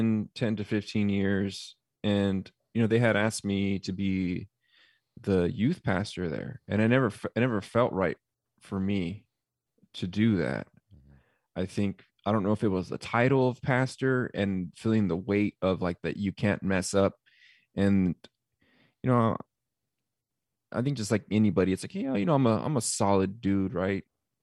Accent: California, United States; also born or lived in Arizona; I'm originally from California, and Calvary Chapel is a mega church.

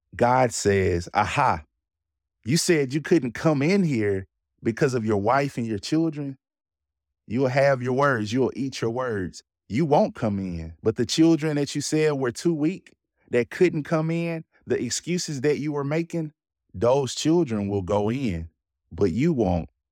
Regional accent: Jackson, United States; I live and grew up in the city of Jackson. I grew up in South Jackson

